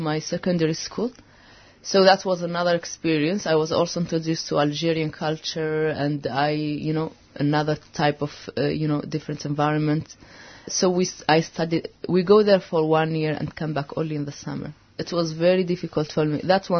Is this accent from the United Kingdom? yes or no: no; Western Sahara; moved away; I am from Western Sahara